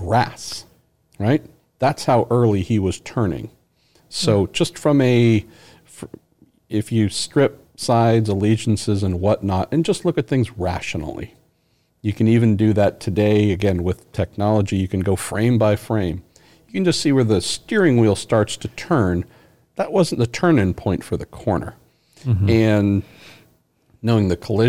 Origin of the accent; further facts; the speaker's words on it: United States; as an American